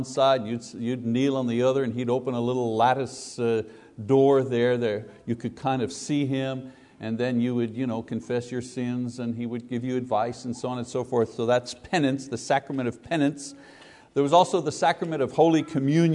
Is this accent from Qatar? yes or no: no; Windsor, Ontario, Canada; also born or lived in Quebec; When I was 9 years old, growing up in Windsor, Ontario